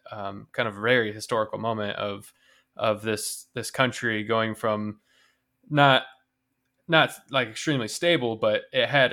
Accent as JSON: {"language": "English", "country": "United States", "tie": "born or raised there", "said": "growing up in America"}